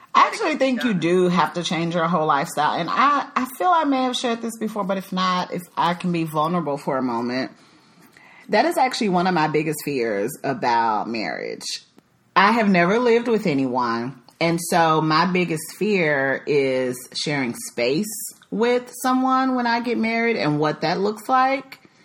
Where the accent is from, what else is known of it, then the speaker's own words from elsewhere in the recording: Dallas, Texas, United States; moved away as an adult; also born or lived in Chicago, Illinois; now in Dallas, United States; I'm originally from the Dallas Fort Worth area, but I have been gone for 10 years because I lived in Chicago for a little over a decade